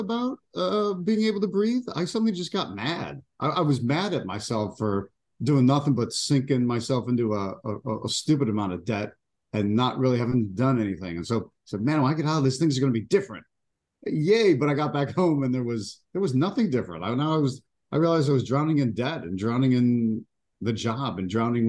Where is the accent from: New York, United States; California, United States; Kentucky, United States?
New York, United States; Buffalo; moved away as an adult; also born or lived in Washington, D.C.; now in Florida, United States; I'm originally from Buffalo, New York. And then after college, I went to Washington, D.C. and was there for a good 24 years.